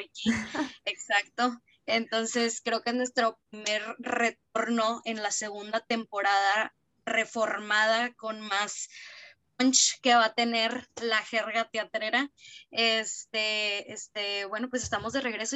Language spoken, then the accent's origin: Spanish; Piedras Negras, Coahuila, Mexico; yo soy de Piedras Negras